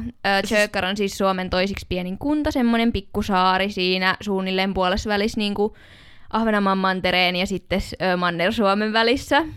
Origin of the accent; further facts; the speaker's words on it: Tampere, Pirkanmaa, Finland; also born or lived in Jyväskylä; Mä oon ihan Tampereelta kotoisin ja suurimman osan elämästäni asunut Tampereella